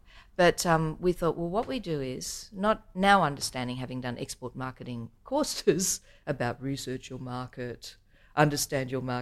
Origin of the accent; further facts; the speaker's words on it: Australia; we're from Australia.